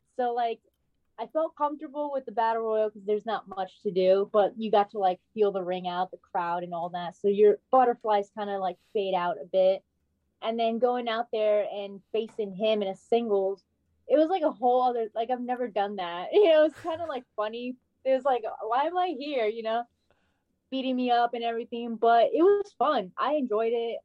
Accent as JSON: {"language": "English", "region": "Rhode Island", "country": "United States", "said": "I'm from Rhode Island"}